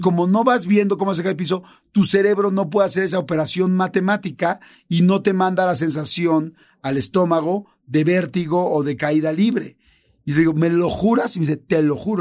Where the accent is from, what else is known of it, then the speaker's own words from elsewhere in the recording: Mexico; como mexicanos